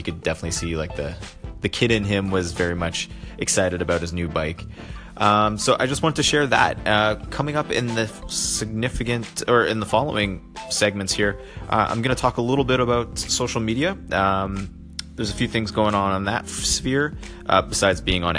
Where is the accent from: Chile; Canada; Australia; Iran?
Canada; being Canadian and also being part of the Commonwealth of Great Britain